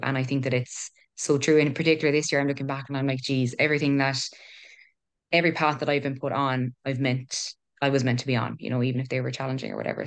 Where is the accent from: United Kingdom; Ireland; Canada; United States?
Ireland; Killarney, Munster; also born or lived in Cork; originally from Cork, moved to Killarney when I was eight, and I'm twenty-six now